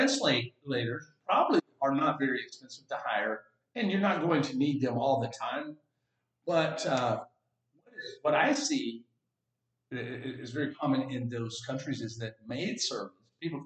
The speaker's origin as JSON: {"language": "English", "region": "Texas", "country": "United States", "said": "I'm from Texas."}